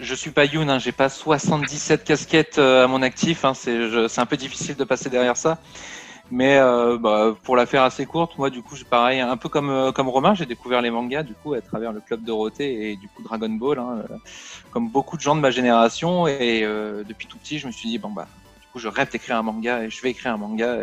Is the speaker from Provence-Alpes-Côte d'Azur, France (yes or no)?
yes; Toulon, Provence-Alpes-Côte d'Azur, France; now in Paris, France; à la base, moi, je viens de Toulon